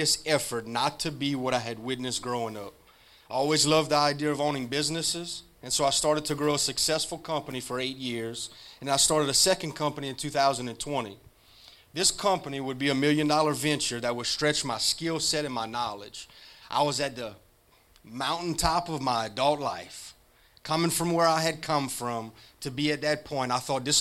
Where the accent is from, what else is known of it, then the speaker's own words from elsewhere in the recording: Rayne, Louisiana, United States; I'm from Rain, Louisiana. My childhood was not safe